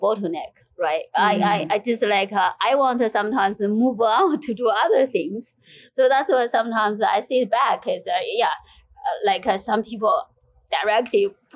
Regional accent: China; moved away as an adult; now in United Kingdom; I grew up in China

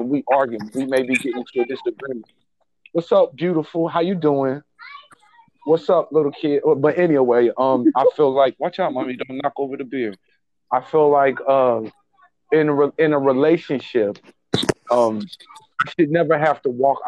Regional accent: Kansas City, Missouri, United States; I'm from Kansas City, Missouri. My born and raised my whole life

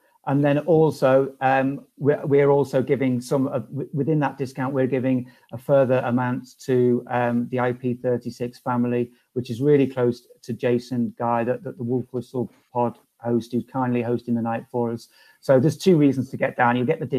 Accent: Liverpool, North West England, United Kingdom; I'm from Liverpool

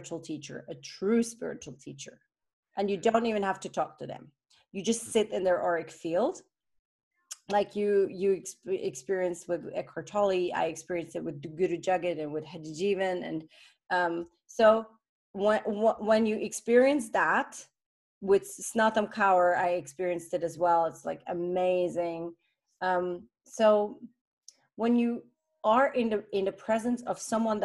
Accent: Switzerland; I was born in Switzerland

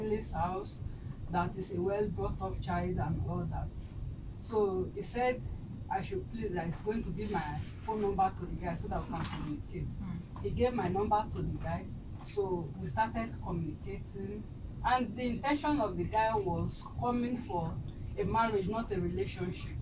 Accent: Edo, Nigeria; I'm from Edo State.

